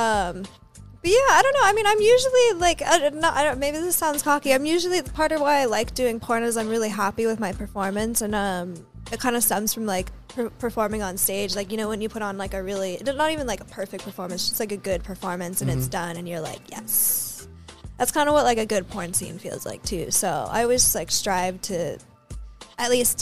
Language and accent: English; New Mexico, United States; accent: Valley girl; I'm from the New Mexico Valley